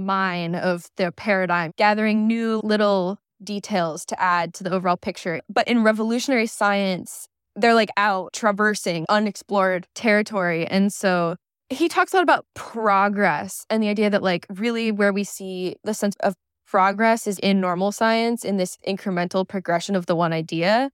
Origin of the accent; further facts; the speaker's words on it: Michigan, United States; I grew up in Michigan